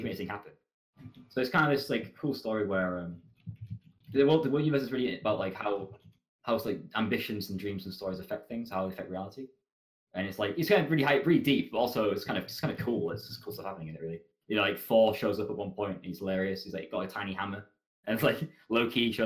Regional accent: England, United Kingdom; I'm very bad at being English.

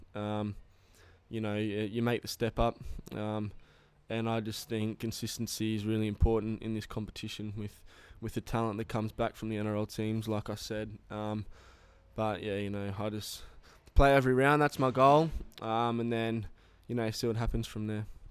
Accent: Cessnock, New South Wales, Australia; I grew up in Cessnock.

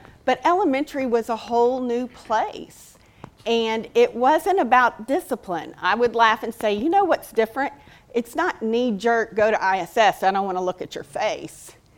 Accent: League City, Texas, United States; also born or lived in Santa Fe, Texas; I was born and raised in League City

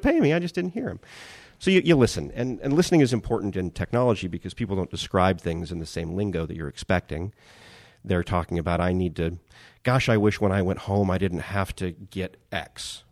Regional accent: Bakersfield, California, United States; moved away as an adult; also born or lived in New York; back to Bakersfield

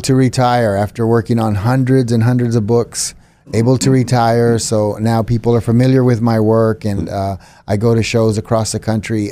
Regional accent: San Antonio, Texas, United States; moved away as an adult; now in Fort Worth, United States; born and raised in San Antonio. Now, as of June, I live in Fort Worth.

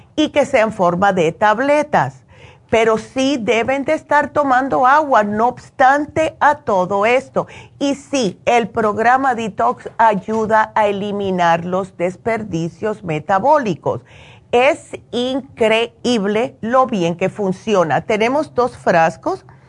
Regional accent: Cuba; moved away; como hacemos nosotros los cubanos

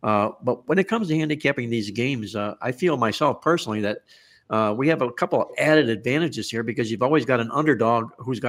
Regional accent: Ohio, United States; growing up in Ohio

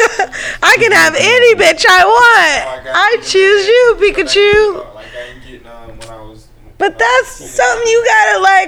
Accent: West Coast, United States; I'm from the West Coast.

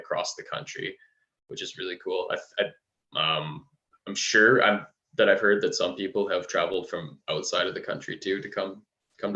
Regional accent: Canada; as a Canadian

